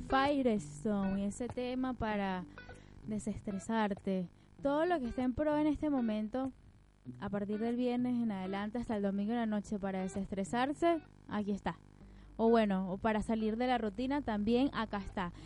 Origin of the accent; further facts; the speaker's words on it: Venezuela; now in Argentina; Ya somos 130 mil venezolanos que ahora estamos acá